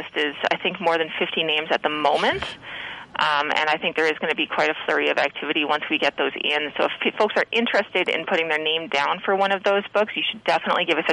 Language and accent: English; Prince Rupert, British Columbia, Canada; moved away; my hometown of Rupert